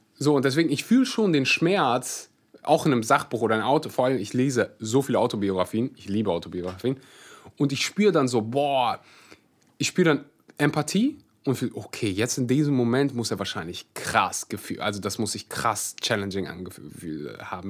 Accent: Kleve district, North Rhine-Westphalia, Germany; ich komme aus Kreis Kleve.

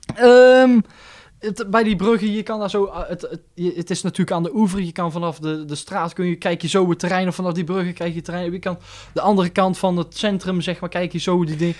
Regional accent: near Roosendaal, North Brabant, Netherlands; Roosendaal is ook mijn thuis... Ik kom dan niet uit Roosendaal, maar wel uit de buurt.

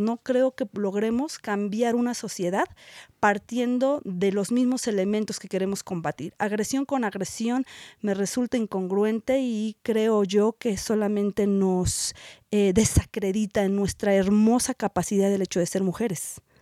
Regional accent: Mexico

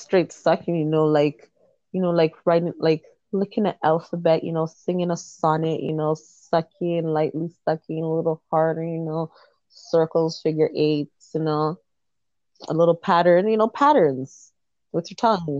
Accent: Jamaica; I'm Jamaican

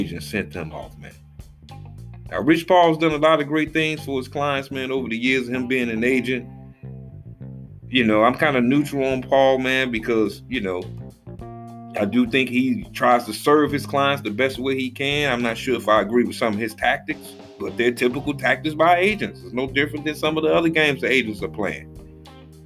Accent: Chicago, Illinois, United States; my hometown, Chicago

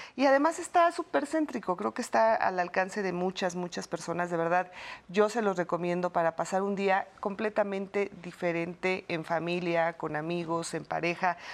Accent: Mexico; somos los mexicanos

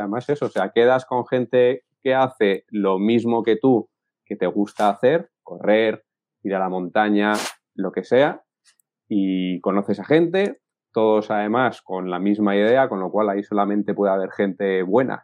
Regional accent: Madrid, Community of Madrid, Spain; now in Cantabria, Spain; Yo estoy viviendo ahora en Cantabria, pero yo soy de Madrid.

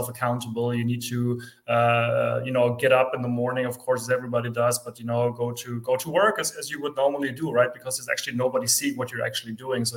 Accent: Germany; also born or lived in near Frankfurt; I am from Germany. I am based near Frankfurt

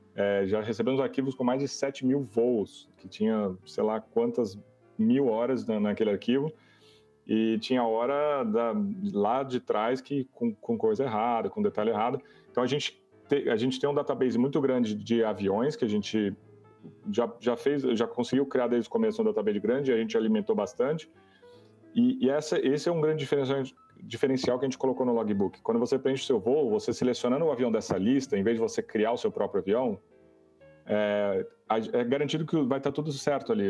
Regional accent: Brazil; todos somos brasileiros

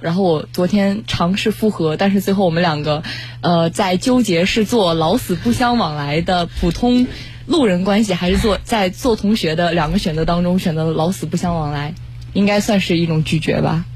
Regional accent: Changchun, Jilin, China; moved away as an adult; now in Nanjing, China; 我来自吉林长春，东三省的

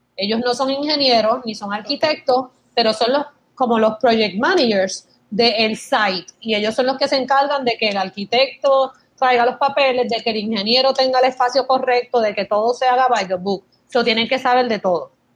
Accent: Puerto Rico; accent: Puerto Rican; moved away as an adult; also born or lived in Michigan; tengo acento de Puerto Rico

